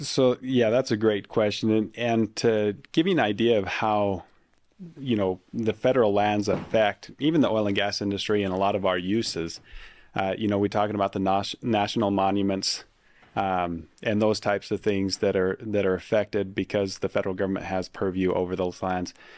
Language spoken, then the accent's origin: English; Uinta Basin, Utah, United States; I'm from the Uinta Basin